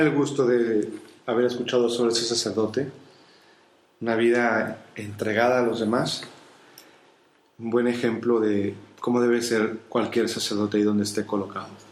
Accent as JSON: {"language": "Spanish", "country": "Mexico", "moved": "yes", "lives_now": "Spain", "said": "Yo soy mexicano"}